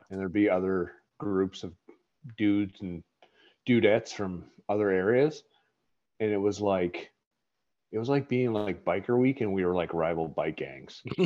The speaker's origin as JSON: {"language": "English", "region": "Nova Scotia", "country": "Canada", "tie": "born or raised there", "said": "I'm from, I grew up in Nova Scotia"}